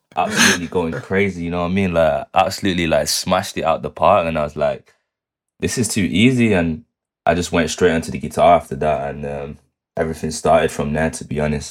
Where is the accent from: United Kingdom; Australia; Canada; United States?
United Kingdom; Manchester, North West England; that's my hometown, man. It's where I'm born and raised